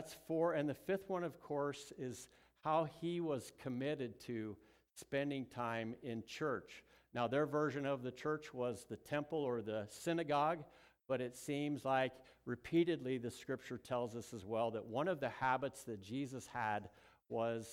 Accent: Southern California, United States; moved away; I was born in Southern California

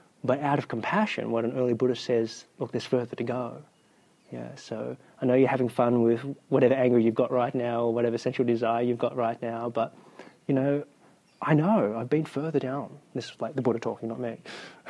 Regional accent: New South Wales, Australia; I'm from New South Wales

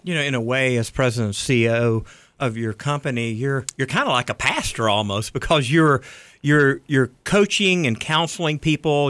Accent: Riverdale, Georgia, United States; I grew up in Riverdale

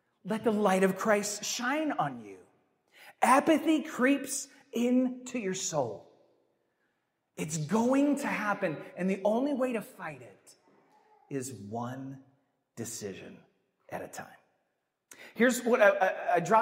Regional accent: Midwest, United States; growing up in the Midwest

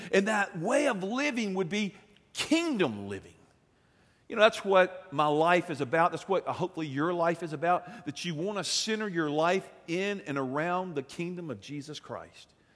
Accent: United States; being an American

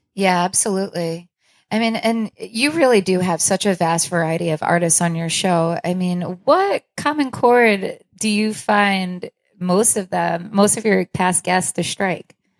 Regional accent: Long Island, New York, United States; now in Rochester, United States; I'm not from Rochester, I'm from Long Island

